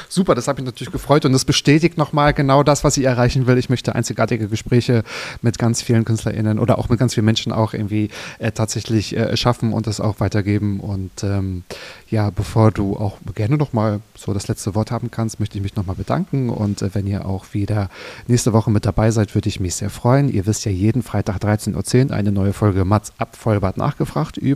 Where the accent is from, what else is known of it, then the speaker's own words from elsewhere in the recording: Berlin, Germany; ich komme aus Berlin, die Berliner FreundeInnen